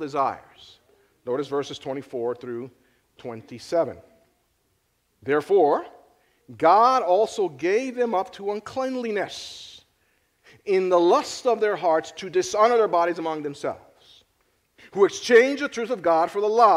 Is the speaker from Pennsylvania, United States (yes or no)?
yes; Philadelphia, Pennsylvania, United States; I am from Philly.